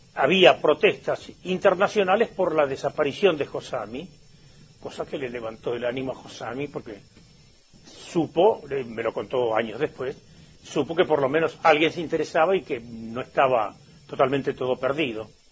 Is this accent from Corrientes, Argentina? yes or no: yes; Mercedes, Corrientes, Argentina; moved away; also born or lived in La Plata, Buenos Aires; yo soy de Mercedes Corrientes